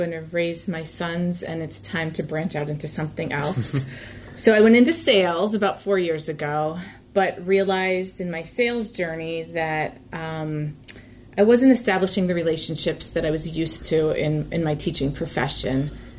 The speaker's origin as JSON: {"language": "English", "town": "Scranton", "region": "Pennsylvania", "country": "United States", "tie": "born or raised there", "moved": "as an adult", "lives_now": "Spring Ford area, United States", "said": "So I grew up in Scranton, which is about 2 hours from here, up north, past the Poconos. And I moved here 16 years ago."}